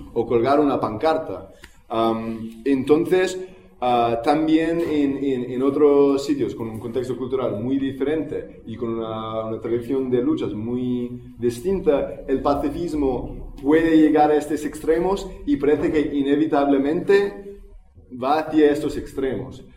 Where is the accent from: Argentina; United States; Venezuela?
United States; now in Barcelona, Spain; en los Estados Unidos, ah, que es de donde soy yo